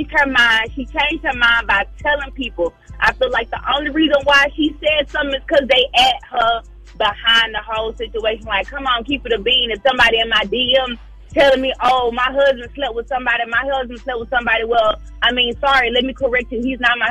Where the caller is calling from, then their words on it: Atlanta, Georgia, United States; Allie, I'm calling from Atlanta.